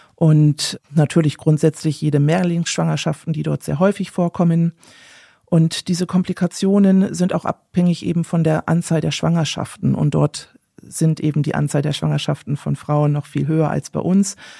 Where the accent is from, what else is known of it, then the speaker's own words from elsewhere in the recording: Germany; als Deutscher